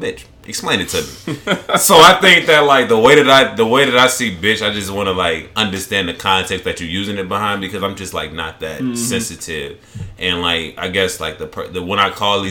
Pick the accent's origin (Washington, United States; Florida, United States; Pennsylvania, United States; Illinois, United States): Illinois, United States; Chicago; I'm from Chicago